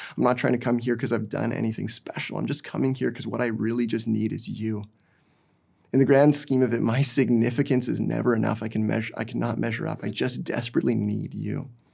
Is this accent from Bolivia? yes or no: no; Didsbury, Alberta, Canada; moved away as an adult; now in Burnaby, Canada; I grew up in small town Alberta